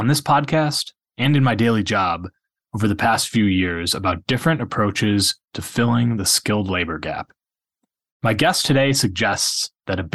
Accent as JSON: {"language": "English", "town": "Milwaukee", "region": "Wisconsin", "country": "United States", "tie": "born or raised there", "moved": "as an adult", "lives_now": "St. Louis, United States", "said": "I grew up in the Milwaukee area and spent my whole adult life in St. Louis"}